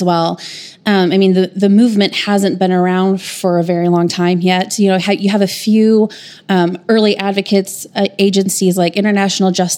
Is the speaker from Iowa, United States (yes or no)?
yes; Des Moines, Iowa, United States; moved away as an adult; now in Tulsa, United States; I'm from Des Moines, Iowa, and I moved to Tulsa in 2008 to go to TU Law School.